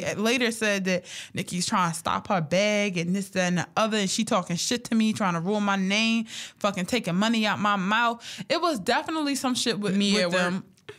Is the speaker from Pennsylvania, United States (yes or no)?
yes; Philadelphia, Pennsylvania, United States; But because I'm from Philly, he was right.